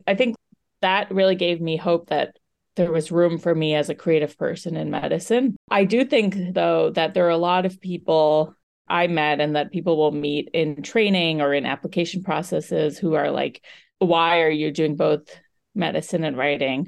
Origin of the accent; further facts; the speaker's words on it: United States; I'm an Indian American female physician who was recently in training